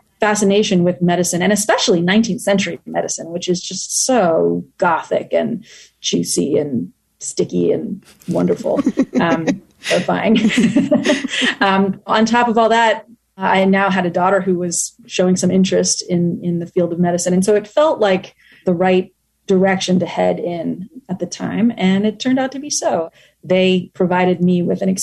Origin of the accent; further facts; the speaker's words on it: United States; also born or lived in Tokyo, Japan; I am the American daughter-in-law of a Japanese family